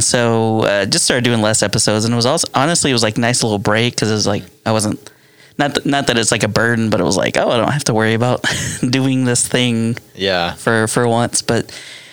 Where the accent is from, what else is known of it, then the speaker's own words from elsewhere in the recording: Oklahoma City, Oklahoma, United States; also born or lived in Edmond, Oklahoma; I grew up down here on Southside. So Southside, Oklahoma City. Lived there for most of my life